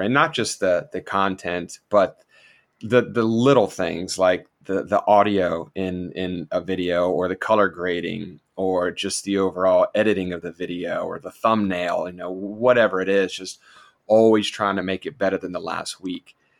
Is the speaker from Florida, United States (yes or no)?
yes; South Florida, United States; also born or lived in Georgia; I'm originally from South Florida as well